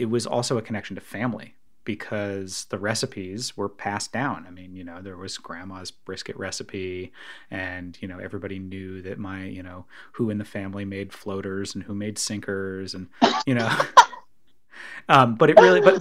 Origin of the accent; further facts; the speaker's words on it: New York, United States; I grew up in New York also